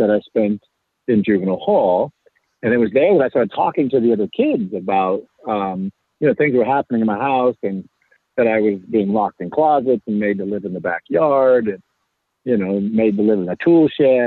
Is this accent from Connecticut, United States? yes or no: no; Anderson, California, United States; I grew up in Anderson, California, which is in Northern California, kind of right above the Central Valley